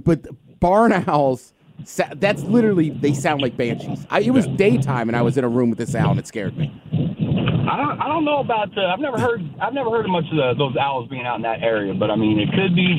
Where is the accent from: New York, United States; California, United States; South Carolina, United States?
California, United States; the Bay Area; I'm from the Bay Area. I lived in the hood.